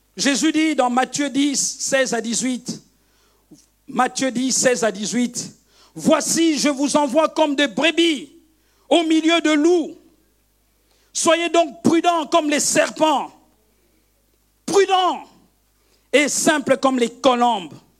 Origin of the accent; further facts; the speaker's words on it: Kivu, DR Congo; now in Brussels, Belgium; je viens du Kivu, mes parents sont du Kivu, on est les Bashi